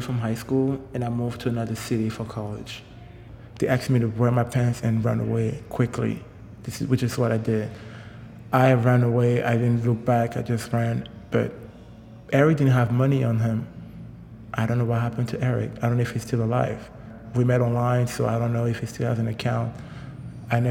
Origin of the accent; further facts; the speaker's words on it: Douala, Littoral, Cameroon; moved away as an adult; also born or lived in Yaoundé, Cameroon; I was born and raised in Douala, which is the economic capital of Cameroon.